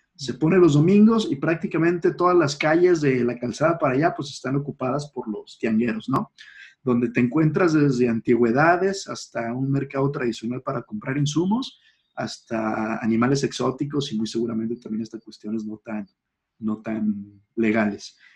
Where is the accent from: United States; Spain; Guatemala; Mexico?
Mexico; somos mexicanos y porque es la sociedad en la que nos toca vivir